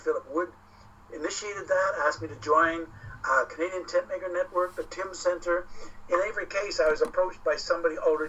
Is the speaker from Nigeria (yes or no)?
yes; Nigeria; because I was raised in Nigeria. My parents were missionaries with SIM. So I was raised in Nigeria, exposed to the whole mission culture